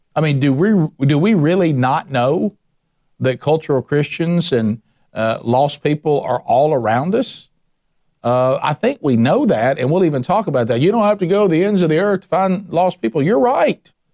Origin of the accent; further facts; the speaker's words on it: the Bible Belt, United States; I grew up in the Bible Belt